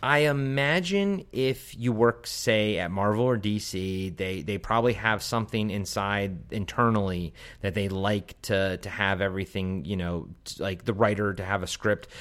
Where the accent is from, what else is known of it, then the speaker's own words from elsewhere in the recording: Maryland, United States; I grew up in Maryland on the East Coast